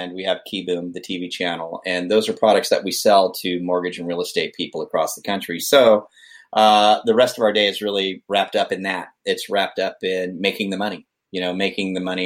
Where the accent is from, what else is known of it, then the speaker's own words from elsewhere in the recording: Vacaville, California, United States; Vacaville, my hometown